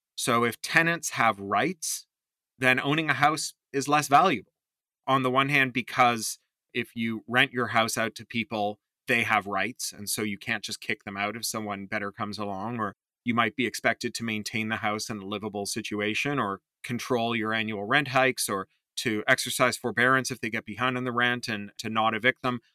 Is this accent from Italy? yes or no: no; Toronto, Ontario, Canada; Me growing up in Toronto in the seventies and eighties